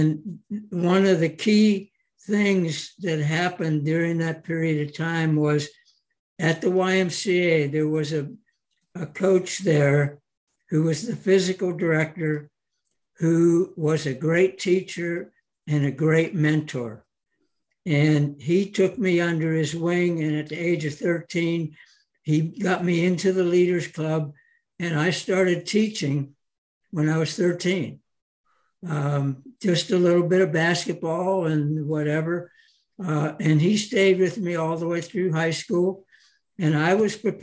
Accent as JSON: {"language": "English", "town": "Pittsburgh", "region": "Pennsylvania", "country": "United States", "tie": "born or raised there", "said": "I grew up in Pittsburgh, Pennsylvania"}